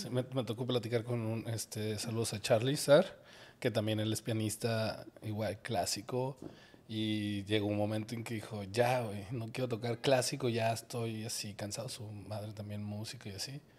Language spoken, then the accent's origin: Spanish; Guadalajara, Jalisco, Mexico; yo crecí en Guadalajara